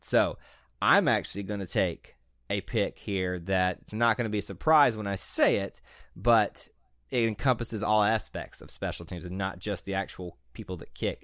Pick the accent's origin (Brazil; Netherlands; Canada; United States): United States; Montgomery, Alabama; since I'm from Montgomery